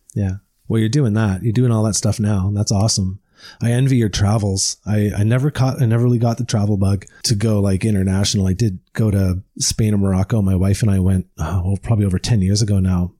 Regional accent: Deep River, Ontario, Canada; I am an Ontario boy. I grew up in the Ottawa Valley in, uh, uh, Deep River, Ontario.

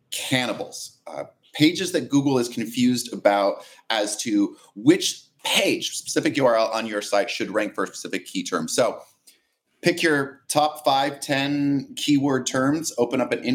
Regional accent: Portland, Oregon, United States; I'm hailing from Portland, Oregon. I am not Canadian.

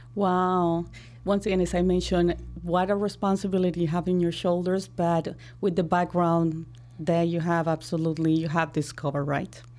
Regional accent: Colombia; now in Chicago, United States; And I'm from Colombia. I grow in Colombia.

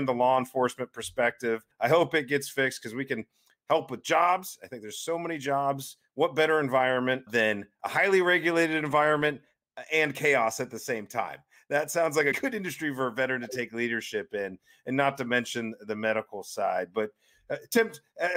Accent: Ohio, United States; my home state of Ohio

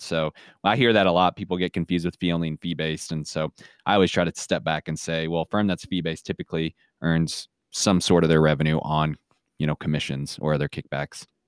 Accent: Kansas City, Missouri, United States; now in Saint Joseph, United States; I grew up closer, uh, down to Kansas City, a suburb of Kansas City

